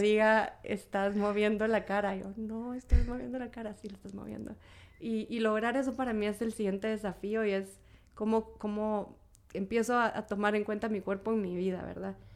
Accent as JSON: {"language": "Spanish", "country": "Guatemala", "said": "como guatemaltecos, guatemaltecas"}